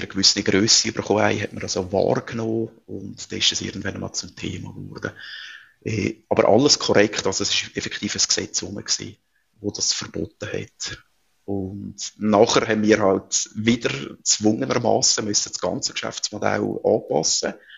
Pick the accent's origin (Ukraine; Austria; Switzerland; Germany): Switzerland; bei uns in der Schweiz